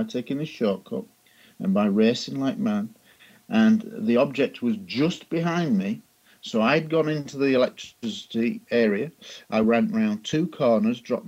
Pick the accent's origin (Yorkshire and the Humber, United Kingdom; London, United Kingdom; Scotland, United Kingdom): Yorkshire and the Humber, United Kingdom; Scunthorpe; my hometown of Scunthorpe in Lincolnshire in England